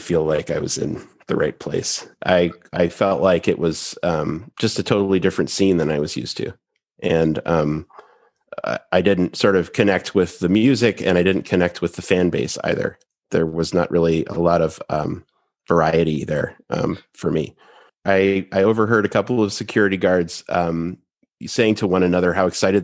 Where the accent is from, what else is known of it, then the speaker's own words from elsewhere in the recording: Boston, Massachusetts, United States; I grew up in the Boston area